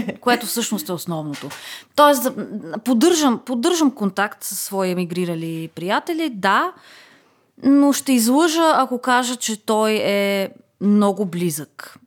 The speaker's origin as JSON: {"language": "Bulgarian", "country": "Bulgaria", "said": "че съм българка"}